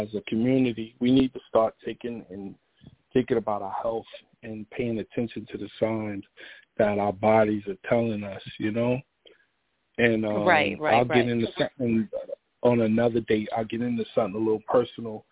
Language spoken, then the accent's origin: English; New York City, New York, United States; also born or lived in Parkchester, Bronx; I'm originally from Brooklyn, but I moved out to Parkchester